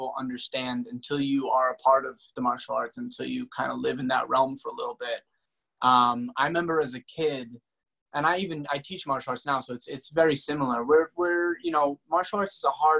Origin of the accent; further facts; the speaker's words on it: Boston, Massachusetts, United States; I'm from Boston. I grew up in like a small suburban town